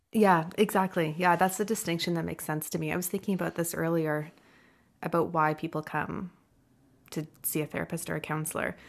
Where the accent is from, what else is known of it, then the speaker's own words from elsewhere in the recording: Ontario, Canada; now in British Columbia, Canada; I'm from Ontario